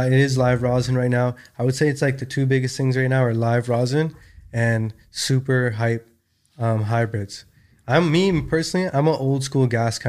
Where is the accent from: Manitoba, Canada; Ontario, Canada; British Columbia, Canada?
British Columbia, Canada; Vancouver; also born or lived in New York; I was born and raised in Vancouver, Canada.